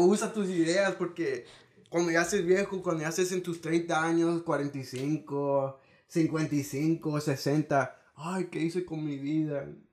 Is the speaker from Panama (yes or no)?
no; Houston, Texas, United States; Yo nací aquí en Houston